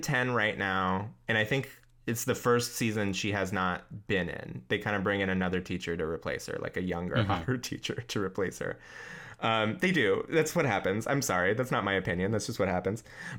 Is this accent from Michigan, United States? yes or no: no; Issaquah, Washington, United States; my hometown of Issaquah, Washington.